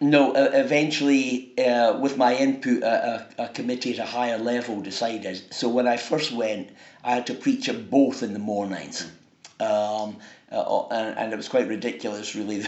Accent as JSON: {"language": "English", "town": "Dunfermline", "region": "Scotland", "country": "United Kingdom", "said": "I come from Dunfermline"}